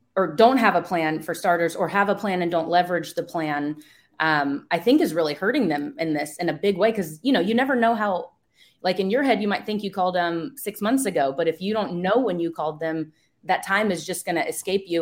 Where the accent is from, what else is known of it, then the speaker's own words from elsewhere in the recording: East Coast, United States; now in West Coast, United States; I'm from the East Coast, I live in the West Coast now